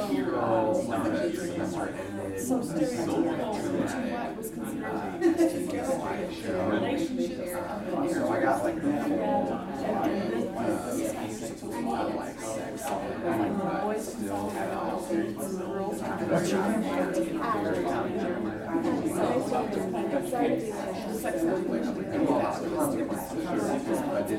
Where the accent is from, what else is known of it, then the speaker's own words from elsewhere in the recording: Texas, United States; now in Boston, United States; I'm from Texas originally